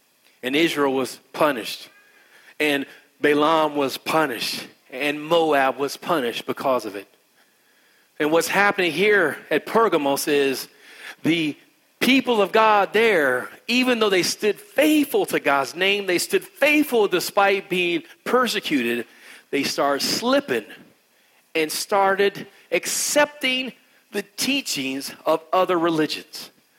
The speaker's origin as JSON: {"language": "English", "country": "India", "said": "I don't even do yoga, and I'm Indian."}